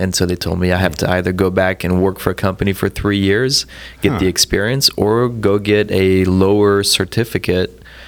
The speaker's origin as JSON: {"language": "English", "country": "France", "tie": "born or raised there", "moved": "yes", "said": "I was born and raised in France."}